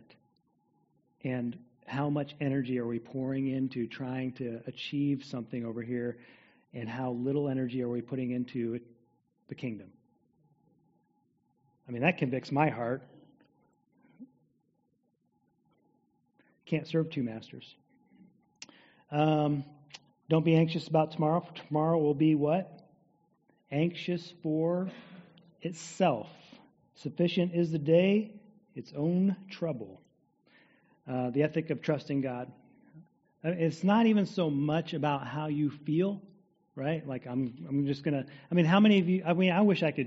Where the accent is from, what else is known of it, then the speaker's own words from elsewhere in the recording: United States; As American people in the 21st century